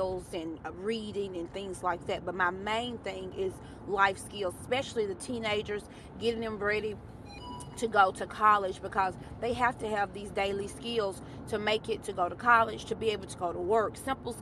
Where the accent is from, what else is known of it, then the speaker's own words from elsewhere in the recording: Alabama, United States; I am a Bama girl. I'm from Bama